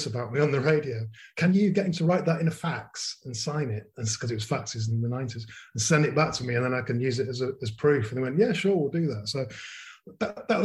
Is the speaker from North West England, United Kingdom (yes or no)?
yes; Manchester, North West England, United Kingdom; moved away as an adult; also born or lived in Leeds / South Africa; I grew up in Manchester from 1963 until I went back to Leeds actually to university